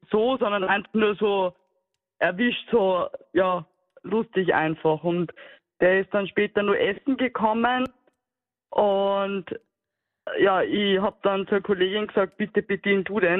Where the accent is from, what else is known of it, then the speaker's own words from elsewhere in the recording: Cologne, North Rhine-Westphalia, Germany; Und ich war da aber Kölner und als Kölnerin habe ich da gewartet.